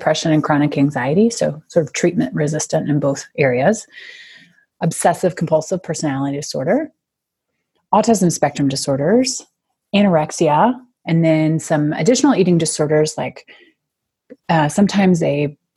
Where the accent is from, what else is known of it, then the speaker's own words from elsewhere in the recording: Houston, Texas, United States; now in Denver, United States; So I am a implant into Denver. I guess not a native. I'm from Houston